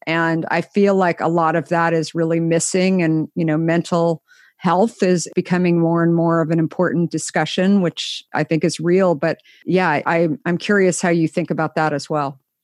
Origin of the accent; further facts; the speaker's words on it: Scottsdale, Arizona, United States; also born or lived in New York / San Francisco; now in Marin County, United States; I grew up in Scottsdale